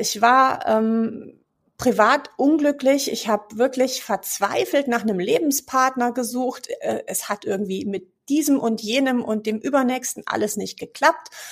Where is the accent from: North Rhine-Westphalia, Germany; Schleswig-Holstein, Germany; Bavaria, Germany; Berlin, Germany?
Bavaria, Germany; Munich; moved away as an adult; now in Cologne, Germany; ich bin gebürtig aus München, lebe aber seit 15 Jahren tatsächlich in Köln.